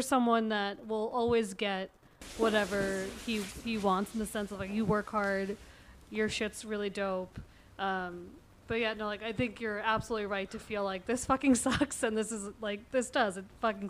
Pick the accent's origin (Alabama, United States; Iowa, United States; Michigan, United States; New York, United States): New York, United States; Long Island; I grew up on Long Island, and I hate every single person I went to high school with.